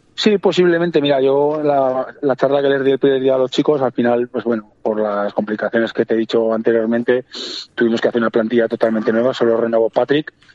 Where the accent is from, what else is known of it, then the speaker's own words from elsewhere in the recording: Cariñena, Aragon, Spain; yo soy de allí, de, de Carillena, soy natural de allí